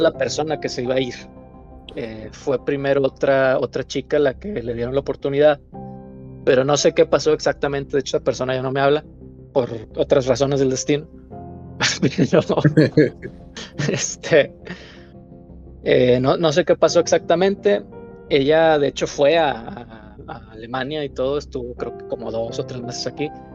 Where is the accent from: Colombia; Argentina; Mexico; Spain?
Mexico; moved away as an adult; now in Hamburg, Germany; hemos tenido como mexicanos en el extranjero